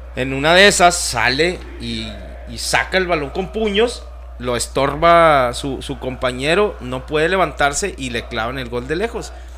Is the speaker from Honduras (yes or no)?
no; Mexico; Somos mexicanos.